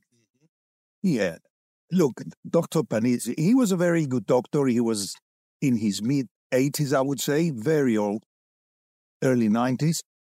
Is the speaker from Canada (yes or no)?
no; London, United Kingdom; moved away as an adult; also born or lived in Cyprus; now in Australia; I grew up in Cyprus. Immigrated with my parents to London for twenty years, did my schooling